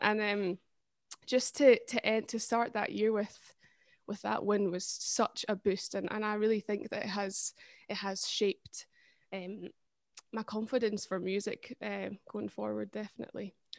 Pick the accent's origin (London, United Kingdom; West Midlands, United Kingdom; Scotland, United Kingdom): Scotland, United Kingdom; Perthshire; I'm from Perthshire